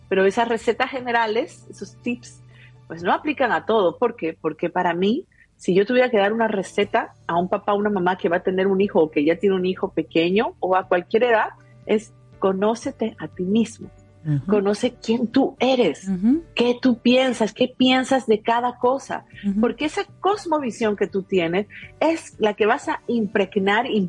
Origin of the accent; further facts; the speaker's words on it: Peru; Yo, ustedes saben que en Perú de donde soy, se cree mucho los extraterrestres, ¿no?